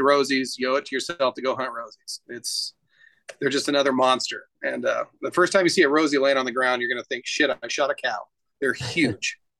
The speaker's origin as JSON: {"language": "English", "town": "Klamath Falls", "region": "Oregon", "country": "United States", "tie": "born or raised there", "also_born_or_lived": "Keno, Oregon", "moved": "yes", "lives_now": "Boise, United States", "said": "I grew up in Southern Oregon, um, in a town called Klamath Falls, and a little tiny town outside of Klamath called Keno, Oregon"}